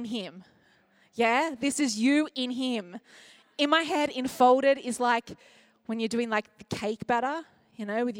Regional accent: Australia; as an Australian

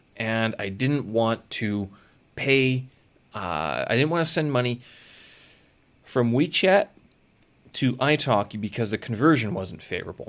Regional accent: Canada; now in China; I'm from Canada.

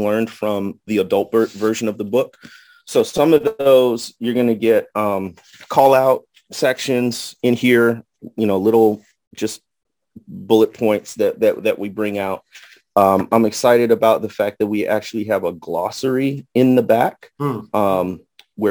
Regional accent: Midwest, United States; moved away as an adult; also born or lived in Indiana / Jackson, Mississippi / Arkansas Delta; now in Arkansas, United States; I grew up in the Midwest, went to Notre Dame in Indiana for college.

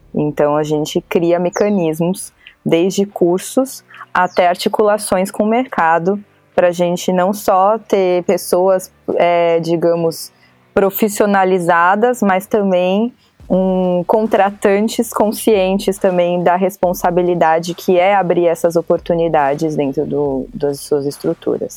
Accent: São Paulo, Brazil; Eu sou de São Paulo, capital

